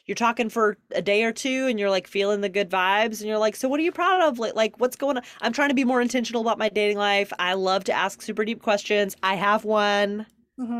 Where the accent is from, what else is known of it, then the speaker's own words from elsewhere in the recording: Deep South, United States; So I grew up in the Deep South